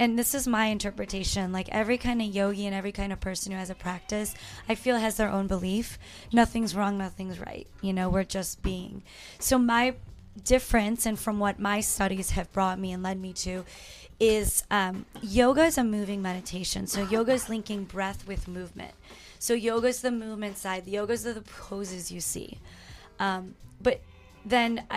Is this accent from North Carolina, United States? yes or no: no; Chicago, Illinois, United States; now in Phoenix, United States; I'm from Chi-Town